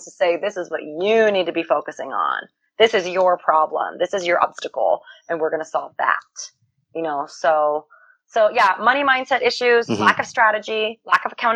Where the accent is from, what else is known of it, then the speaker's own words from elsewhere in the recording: United States; I'm an American